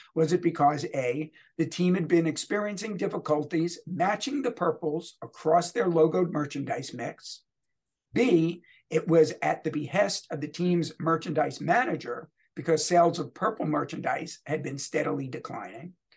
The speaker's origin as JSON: {"language": "English", "town": "Louisville", "region": "Kentucky", "country": "United States", "tie": "born or raised there", "said": "my hometown, Louisville Bats"}